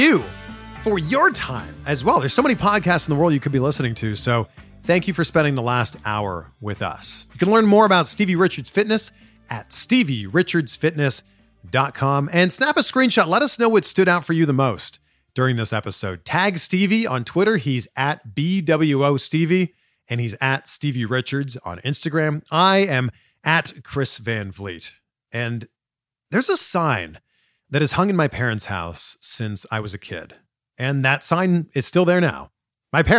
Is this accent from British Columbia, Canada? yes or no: no; Pickering, Ontario, Canada; moved away as an adult; also born or lived in Vancouver / Toronto / Cleveland / Miami; now in Los Angeles, United States; I moved from my hometown, Pickering, Ontario, Canada, to Vancouver, to Toronto, to Cleveland, to Miami, to Fort Lauderdale, to Cincinnati, and now I live in Los Angeles